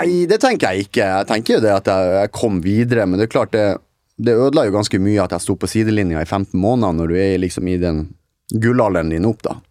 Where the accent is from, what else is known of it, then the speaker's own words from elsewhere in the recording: Northern Norway, Norway; moved away; nå er jeg nordlending som er litt mer direkte enn visse andre